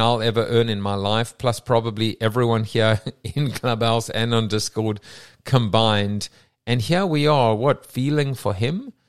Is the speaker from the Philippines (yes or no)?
no; England, United Kingdom; as an Englishman with a, with an English wife, an English kids living in England